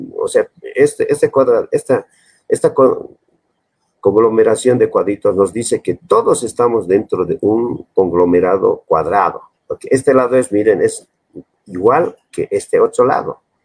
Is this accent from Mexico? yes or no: no; Bolivia; me han dado mi carrera de identidad boliviana